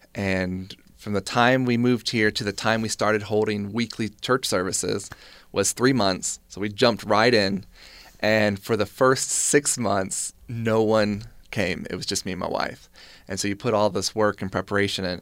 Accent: North Carolina, United States; moved away as an adult; now in Utah, United States; Growing up in North Carolina, which is part of the Bible Belt

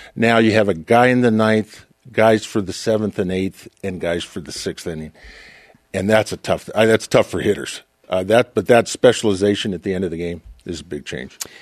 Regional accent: Portland, Oregon, United States; I grew up in Portland, Oregon

